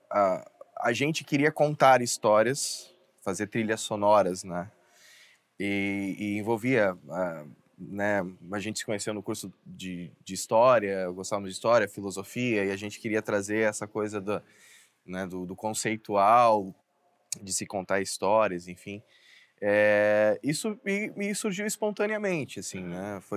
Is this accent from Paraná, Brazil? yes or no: yes; Curitiba, Paraná, Brazil; É, eu, eu, eu vim de Curitiba